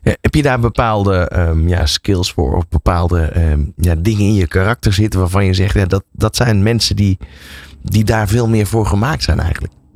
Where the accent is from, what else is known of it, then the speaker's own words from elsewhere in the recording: Netherlands; wij als Nederlanders